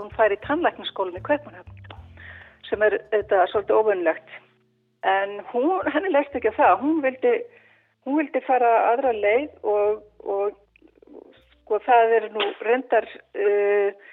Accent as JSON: {"language": "Icelandic", "town": "Akureyri", "region": "Northeastern Region", "country": "Iceland", "said": "ég var frá Akureyri"}